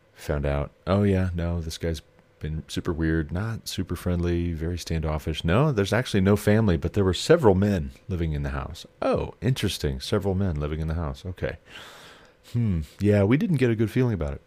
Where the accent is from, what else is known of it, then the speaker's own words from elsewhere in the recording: Montana, United States; moved away; since I moved back to my home state